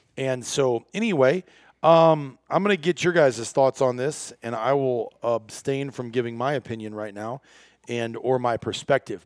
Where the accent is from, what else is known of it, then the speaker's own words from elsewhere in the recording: Iowa, United States; moved away as an adult; also born or lived in northern Wisconsin; I grew up in Iowa